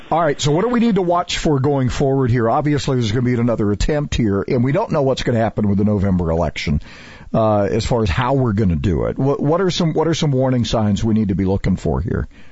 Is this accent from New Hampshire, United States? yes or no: no; Montana, United States; moved away; I grew up in Montana partially